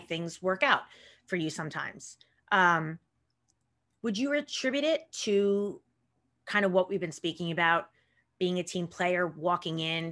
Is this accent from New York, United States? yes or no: yes; Long Island, New York, United States; I grew up in Long Island